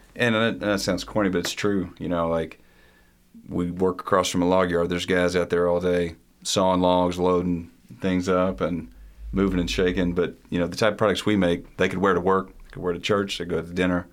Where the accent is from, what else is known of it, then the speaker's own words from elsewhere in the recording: Morehead, Kentucky, United States; growing up in Eastern Kentucky